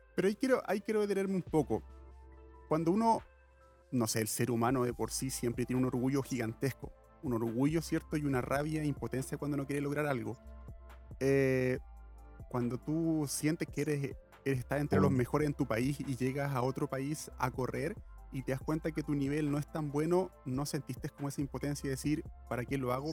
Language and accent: Spanish; Chile; yo soy chileno